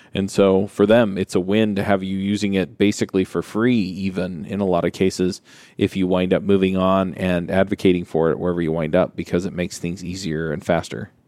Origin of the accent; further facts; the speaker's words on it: Utah, United States; If you're from Utah and I'm from Utah